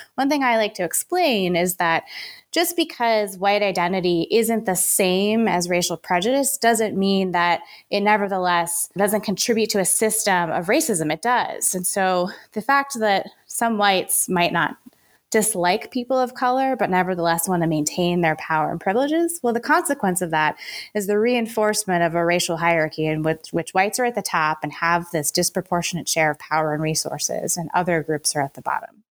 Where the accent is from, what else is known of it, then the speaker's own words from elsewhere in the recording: Richmond, Virginia, United States; I grew up in the South. I grew up in Richmond, Virginia.